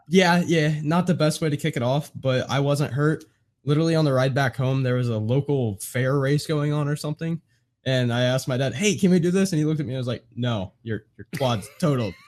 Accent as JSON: {"language": "English", "region": "Indiana", "country": "United States", "tie": "born or raised there", "said": "I'm born and raised in Indiana."}